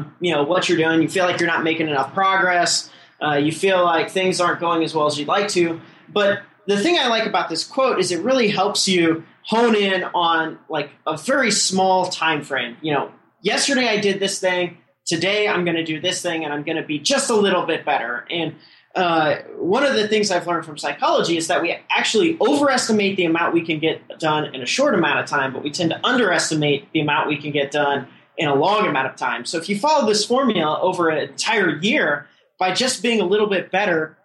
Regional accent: Midwest, United States; moved away as an adult; now in Silicon Valley, United States; born and raised in the Midwest

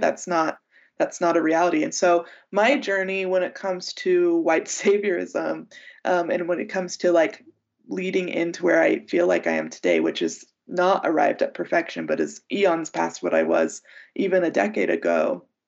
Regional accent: United States; as an American and as a Westerner

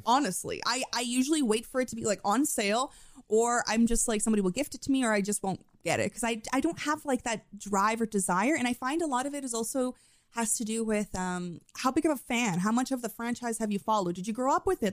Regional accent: Canada; accent: Canadian; my Canadian accent.

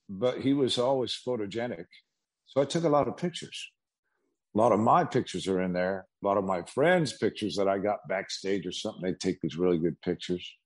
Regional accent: Kansas, United States; And my mother was from Kansas. We are from Kansas

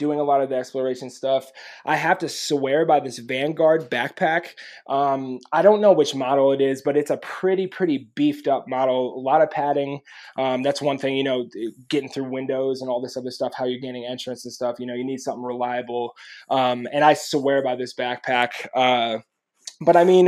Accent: New York, United States; moved away; growing up in New York

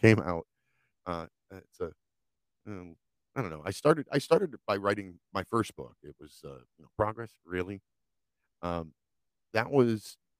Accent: United States; Things that I saw growing up in America

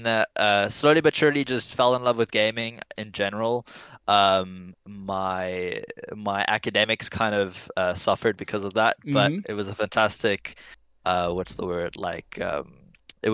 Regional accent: Stellenbosch, Western Cape, South Africa; Born and raised in South Africa in the Western Cape

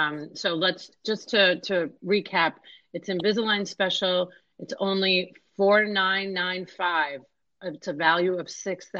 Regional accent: New York, United States; now in Tampa Bay, United States; New York, my hometown

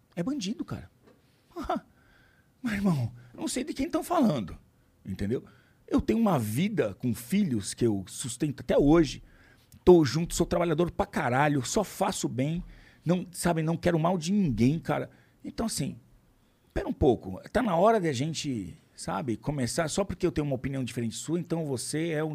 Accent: Brazil

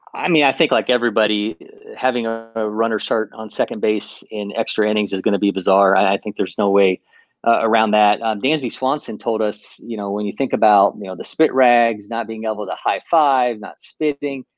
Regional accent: Ohio, United States; now in Atlanta, United States; I'm originally from Ohio

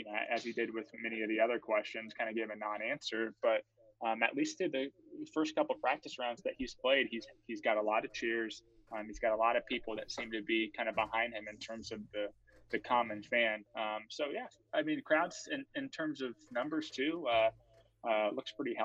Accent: Florida, United States; I'm from Florida

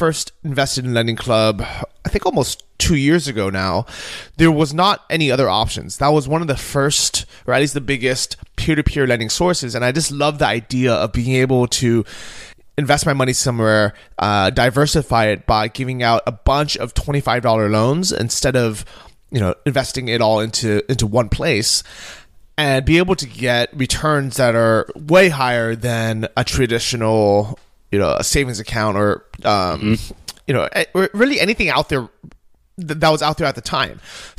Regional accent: Southern California, United States; moved away; because we grew up in Southern California

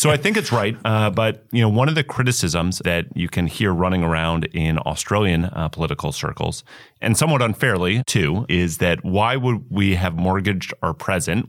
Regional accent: New York City, New York, United States; I'm a New Yorker

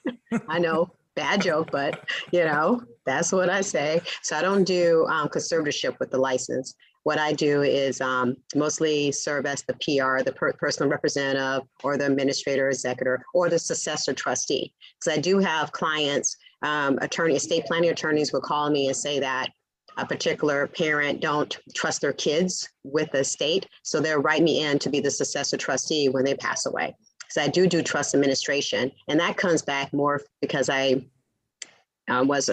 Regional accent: the Valley, California, United States; accent: Southern accent meets the Valley girl accent; I'm a California native. I was raised in the Valley, but my parents are from Louisiana, so I have a Southern accent meets the Valley girl accent

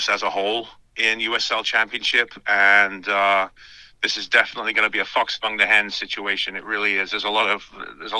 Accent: Cardiff, Wales, United Kingdom; moved away; Cardiff City blue, which is my hometown team

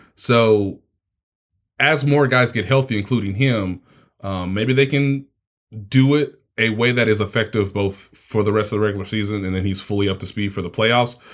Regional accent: Kansas City, United States; moved away; my hometown football team

